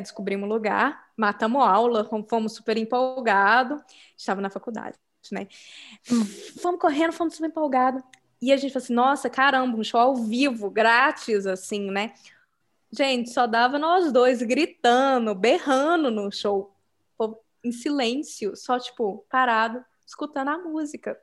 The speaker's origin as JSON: {"language": "Portuguese", "country": "Brazil", "moved": "yes", "said": "sou do Brasil"}